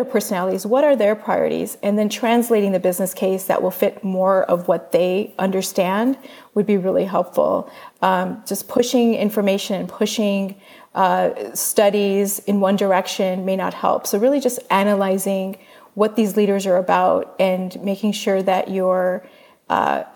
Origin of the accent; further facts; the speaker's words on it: United States; we as an American culture